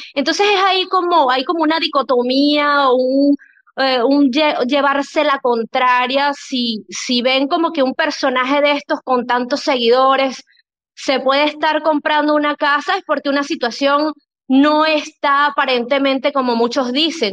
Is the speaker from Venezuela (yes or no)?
yes; Venezuela; yo soy venezolana, por cierto, yo, mi país eh, natal es Venezuela.